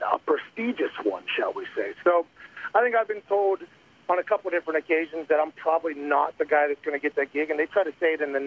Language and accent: English; Pittsburgh, Pennsylvania, United States; we grew up in Pittsburgh